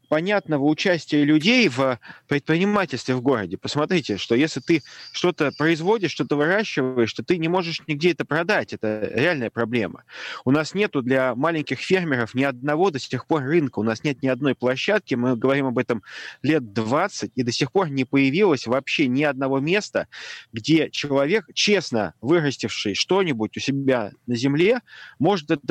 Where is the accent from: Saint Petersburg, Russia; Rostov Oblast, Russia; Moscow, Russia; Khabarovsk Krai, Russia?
Saint Petersburg, Russia; но я вот вырос на Гончарной улице. Это самый центр города.